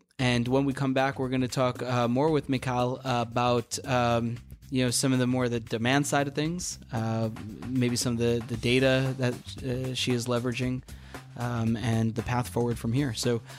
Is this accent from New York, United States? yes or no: yes; Queens, New York, United States; which I don't even know what that is, and I'm from Queens.